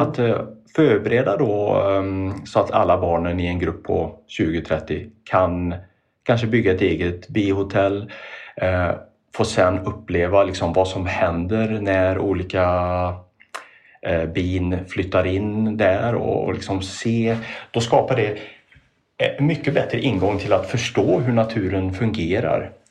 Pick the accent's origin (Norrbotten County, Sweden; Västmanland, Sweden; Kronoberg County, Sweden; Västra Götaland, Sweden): Västra Götaland, Sweden; Trollhättan; När jag växte upp i Trollhättan